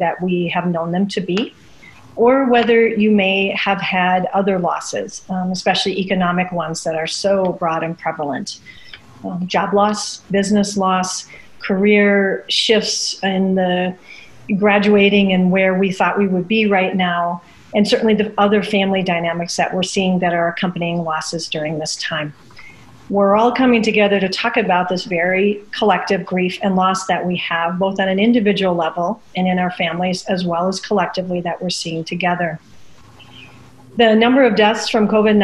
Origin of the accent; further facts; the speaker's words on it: Midwest, United States; Growing up in the Midwest